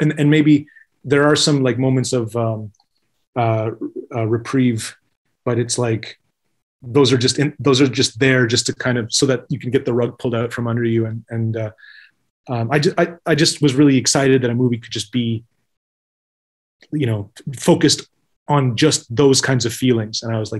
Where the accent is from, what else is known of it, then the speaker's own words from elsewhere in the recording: New York, United States; I'm from New York. You know, like they don't get that shit.